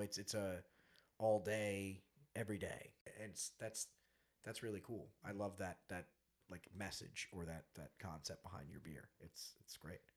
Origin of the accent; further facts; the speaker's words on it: Long Island, New York, United States; we're from Long Island, 45 minutes from Splish Splash